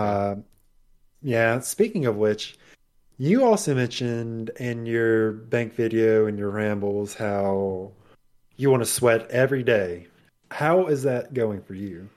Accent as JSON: {"language": "English", "region": "Mississippi", "country": "United States", "said": "I'm from Mississippi"}